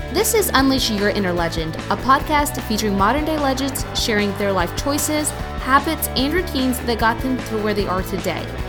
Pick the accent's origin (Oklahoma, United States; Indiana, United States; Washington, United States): Oklahoma, United States; Rush Springs; I'm from from Rush Springs, so it's about. I, I think it's about an hour and a half, maybe two or three hours from uh, Tulsa